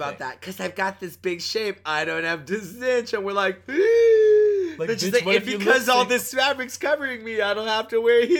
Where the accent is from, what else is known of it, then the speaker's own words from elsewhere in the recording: Canada; Which was like, I appreciate as a Canadian outfit.